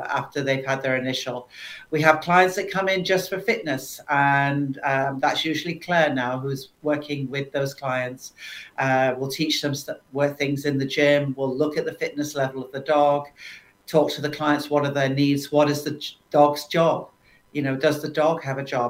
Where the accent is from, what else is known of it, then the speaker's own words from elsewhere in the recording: United Kingdom; now in St. Catharines, Canada; can't help that being a Brit